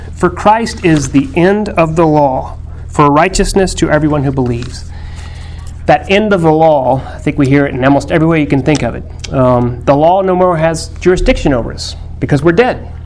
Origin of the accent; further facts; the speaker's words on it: Texas, United States; My Texanness, my fifth generation Texasness